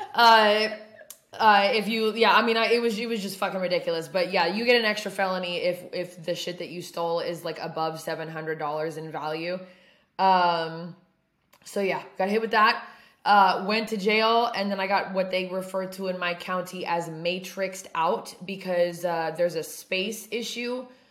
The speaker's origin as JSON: {"language": "English", "region": "Oregon", "country": "United States", "tie": "born or raised there", "moved": "yes", "said": "my hometown, which is in Oregon"}